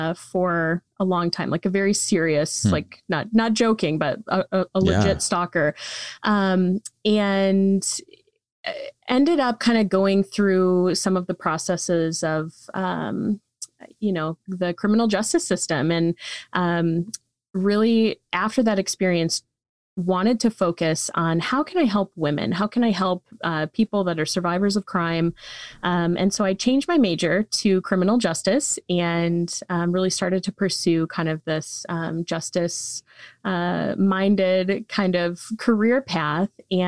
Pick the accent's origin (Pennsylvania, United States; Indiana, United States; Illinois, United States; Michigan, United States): Michigan, United States; I did. Yeah. Yep. I was born and raised here in Michigan and did my undergrad at Michigan State University.